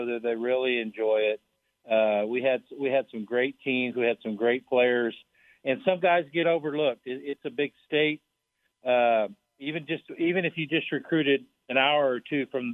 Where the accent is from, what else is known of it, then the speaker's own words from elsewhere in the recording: Tyrone, Oklahoma, United States; moved away; also born or lived in Liberal, Kansas; I grew up in Tyrone, Oklahoma, it's in the middle of nowhere. It's in the panhandle of Oklahoma